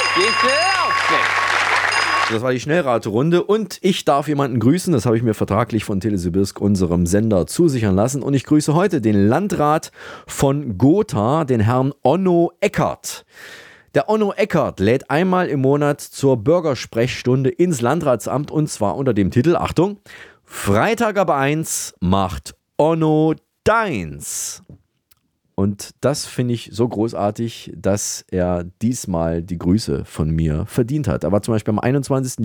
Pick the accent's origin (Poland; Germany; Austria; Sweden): Austria; bei uns in Österreich